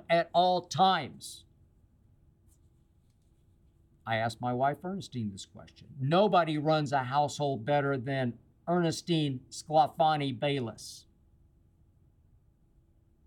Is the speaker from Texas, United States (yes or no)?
no; Oklahoma City, Oklahoma, United States; also born or lived in Van Nuys, California; now in Los Angeles, United States; a friend of mine in Oklahoma City the other night, my hometown